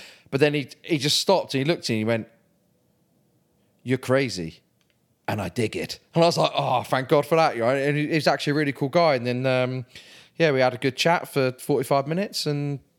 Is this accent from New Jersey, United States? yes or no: yes; New Jersey, United States; accent: New Jersey; But yeah, so that's my Jersey accent.